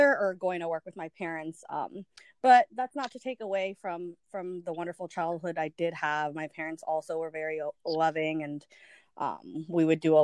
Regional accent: Arlington, Virginia, United States; also born or lived in El Salvador; I grew up in the Washington, D.C. area in a relatively known city now called Arlington, Virginia

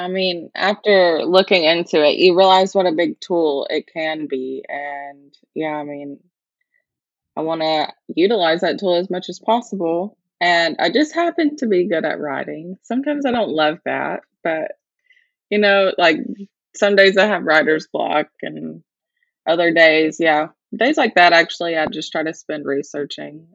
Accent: Alabama, United States; first language English; moved away as an adult; now in Schmalkalden, Germany

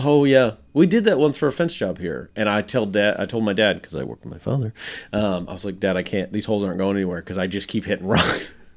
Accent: Nebraska, United States; now in Arkansas, United States; every house I knew of it growing up in Nebraska, everyone had basements

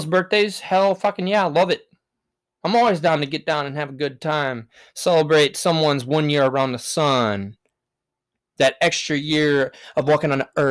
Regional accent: Wisconsin, United States; I'm from Wisco, baby, and that's Wisconsin in the United States

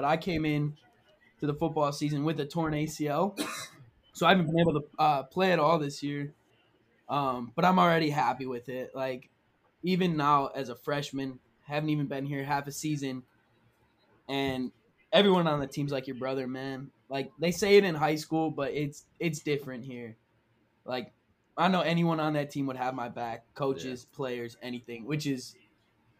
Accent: Milwaukee, Wisconsin, United States; moved away as an adult; also born or lived in Waukesha, Wisconsin; now in Fargo, United States; I'm a cornerback from Milwaukee, Wisconsin

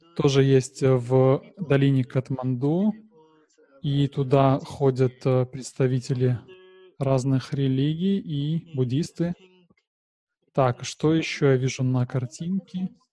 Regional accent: Nepal; я горжусь тем, что я родился в Непале

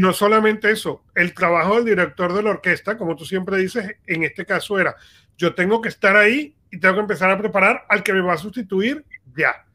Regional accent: Venezuela; yo crecí en Venezuela

